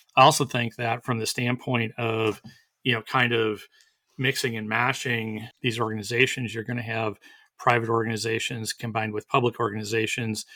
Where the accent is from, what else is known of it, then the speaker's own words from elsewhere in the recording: Wisconsin, United States; now in Texas, United States; where I grew up in Wisconsin